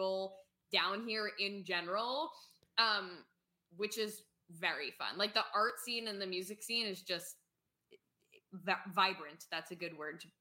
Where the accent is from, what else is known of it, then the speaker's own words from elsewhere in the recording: New York, United States; moved away as an adult; also born or lived in Paris; now in Nashville, United States; I've lived in New York and I'm from New York and I love New York